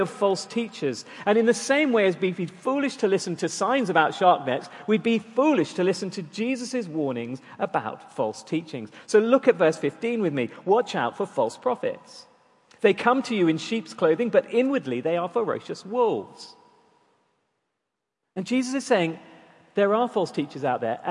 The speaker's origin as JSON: {"language": "English", "town": "Durban", "region": "KwaZulu-Natal", "country": "South Africa", "tie": "born or raised there", "moved": "yes", "said": "growing up in South Africa, one of the treats of living near the town of the city of Durban was that we'd regularly go to the beach."}